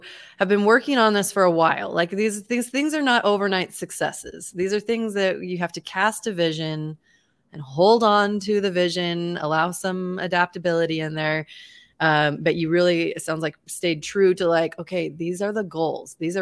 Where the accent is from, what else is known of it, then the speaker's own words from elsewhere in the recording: Boise, Idaho, United States; I was not only born and raised in Boise, Idaho, but I still live here. I've never actually lived anywhere else.